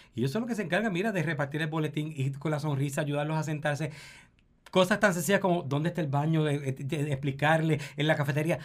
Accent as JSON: {"language": "Spanish", "country": "Puerto Rico", "said": "como puertorriqueños y puertorriqueñas"}